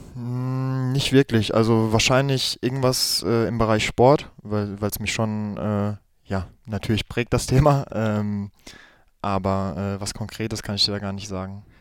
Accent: Gladbeck, North Rhine-Westphalia, Germany; Gladbeck ist es, äh, im Herzen von NRW, im Ruhrgebiet. Genau, das ist meine Heimatstadt.

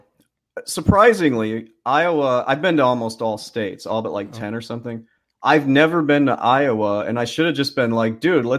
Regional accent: Canada; I don't have one drop of British blood in me. Never been to the country. I'm Canadian.

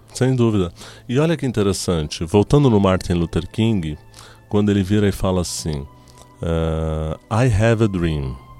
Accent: Tulkarm, West Bank, Palestine; also born or lived in Lebanon; now in Brazil; eu sou de Tulkarem

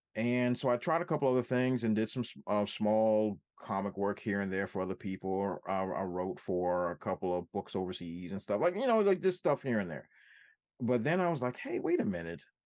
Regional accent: Washington, District of Columbia, United States; my hometown of Washington, D C

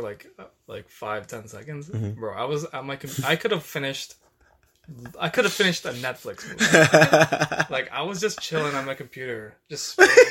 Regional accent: Toronto, Ontario, Canada; born or raised there

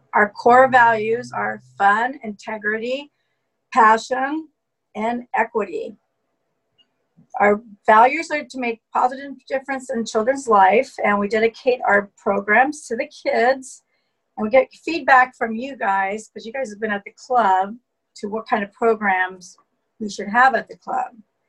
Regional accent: Westlake Village, California, United States; also born or lived in Washington, D.C.; Well, I was born in Washington, D.C. I was an Air Force brat, and at 8 years old, my parents moved to California. We lived in Westlake Village

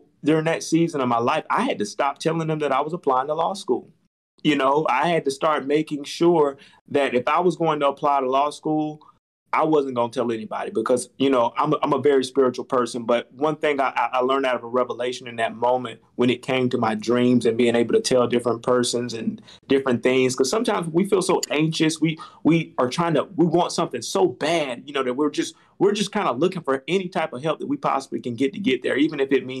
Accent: Albany, Georgia, United States; moved away as an adult; now in Tampa, United States; growing up in Albany, Georgia

